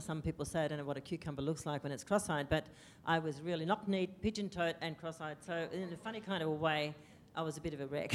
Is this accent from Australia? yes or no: yes; Australia; first language English; an Australian student who'd been educated here